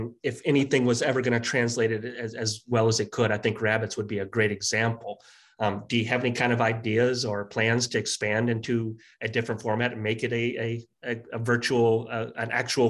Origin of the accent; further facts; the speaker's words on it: United States; As an American, and knowing how much of our entertainment comes from Canadians